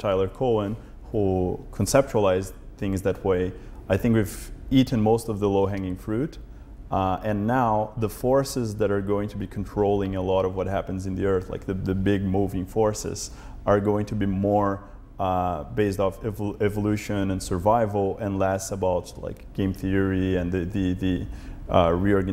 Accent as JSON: {"language": "English", "region": "São Paulo", "country": "Brazil", "tie": "born or raised there", "moved": "yes", "lives_now": "Berkeley, United States", "said": "growing up in Brazil, I was born in São Paulo, and it's a very big city"}